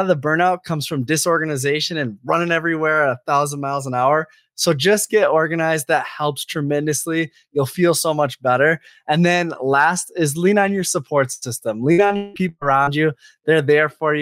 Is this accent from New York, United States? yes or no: no; Chicago, Illinois, United States; moved away; also born or lived in Minnesota; I grew up in Chicago. I lived in Minnesota